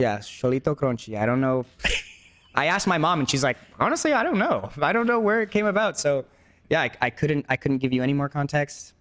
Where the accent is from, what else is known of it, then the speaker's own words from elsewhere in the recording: Los Angeles, California, United States; first language Spanish; English is a second language; growing up in Los Angeles